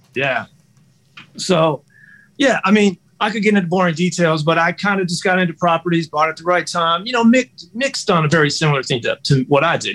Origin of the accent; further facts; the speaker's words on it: Detroit, Michigan, United States; I'm from Detroit, and I got Motown roots